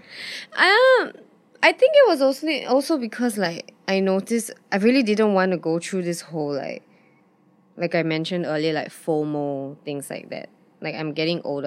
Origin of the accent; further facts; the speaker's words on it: Singapore; also born or lived in London; growing up in Singapore, it was, it's some, rent is something I never have to worry about.